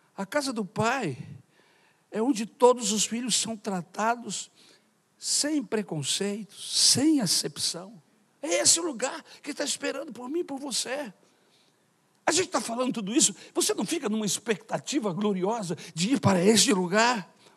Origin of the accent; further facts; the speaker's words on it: Brazil; Sou brasileiro de nascimento